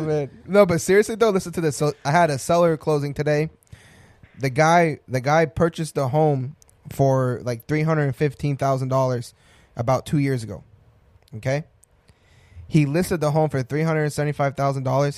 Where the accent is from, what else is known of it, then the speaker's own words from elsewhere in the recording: Colorado, United States; I was born in Colorado